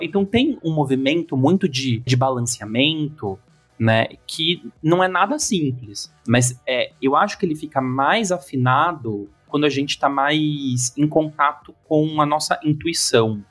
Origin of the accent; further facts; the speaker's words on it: São Paulo, Brazil; como bom paulistano